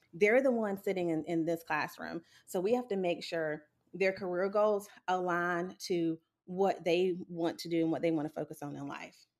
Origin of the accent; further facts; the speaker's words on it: Sumter, South Carolina, United States; I was born and raised in Sumter, South Carolina